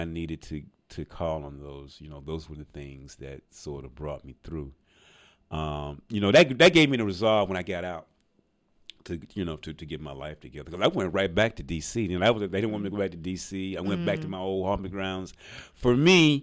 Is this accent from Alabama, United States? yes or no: yes; Birmingham, Alabama, United States; moved away; also born or lived in Montgomery County, Maryland; I'm originally from Birmingham, Alabama.